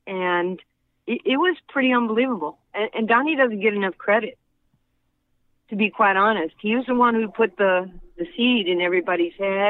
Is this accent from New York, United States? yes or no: yes; New York, United States; growing up in New York